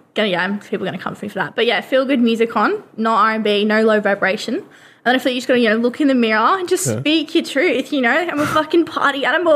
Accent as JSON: {"language": "English", "country": "Australia", "moved": "as an adult", "lives_now": "United Kingdom", "said": "I'm from Australia."}